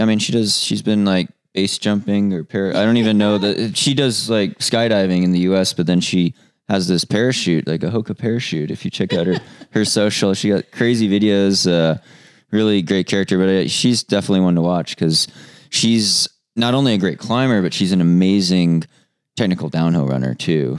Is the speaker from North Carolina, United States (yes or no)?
no; Colorado, United States; I come from Colorado.